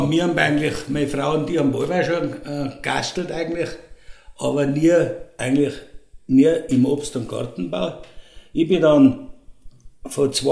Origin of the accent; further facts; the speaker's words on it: St. Ulrich, Tyrol, Austria; Und ich bin der Wirt der …, geboren in St. Ulrich. Früher haben sie uns gesagt, die …, weil ich beim Drogerhäusl aufgewachsen bin.